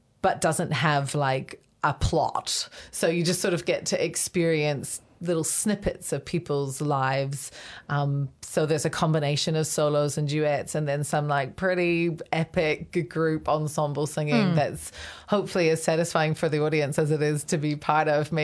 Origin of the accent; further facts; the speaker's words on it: Canada; also born or lived in Waikato, New Zealand; now in Hamilton, New Zealand; I actually moved back to New Zealand, which is to the Waikato, which is where my parents are from. But I grew up in Canada and I moved back in 2003